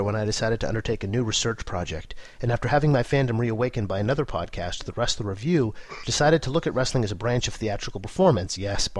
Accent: Wigan, North West England, United Kingdom; I grew up around Wigan, and though much beans on toast is consumed

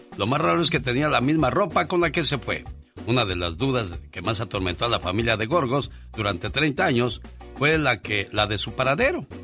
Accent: Corral Falso, Guerrero, Mexico; Yo nací en el estado de Guerrero, en Corral Falso Guerrero.

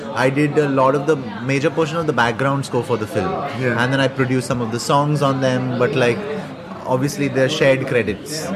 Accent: India; I'm often mistaken for not being Indian in a lot of European countries

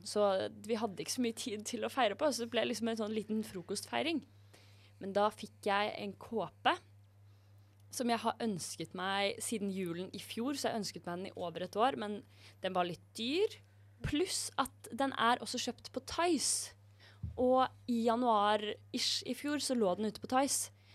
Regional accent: Drøbak, Akershus, Norway; moved away; klesskapet mitt hjemme i Drøbak

